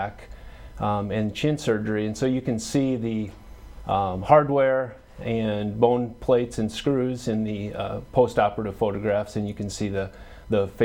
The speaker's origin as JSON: {"language": "English", "town": "Arlington", "region": "South Dakota", "country": "United States", "tie": "born or raised there", "also_born_or_lived": "Lincoln, Nebraska / Omaha, Nebraska", "said": "I grew up in Arlington, just 20 miles west of here"}